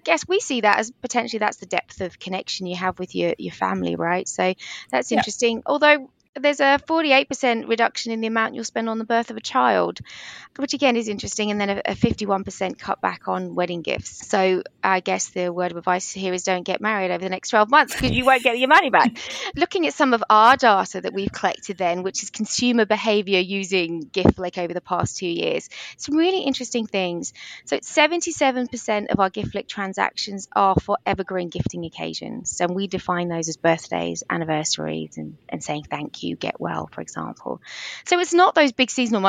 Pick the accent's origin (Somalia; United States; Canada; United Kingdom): United Kingdom; England; accent: English; now in Australia; You might be able to hear from my English accent